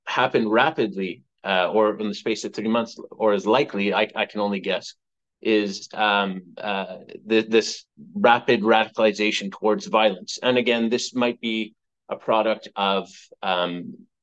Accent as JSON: {"language": "English", "town": "Montreal", "region": "Quebec", "country": "Canada", "moved": "yes", "said": "I'm originally from Montreal"}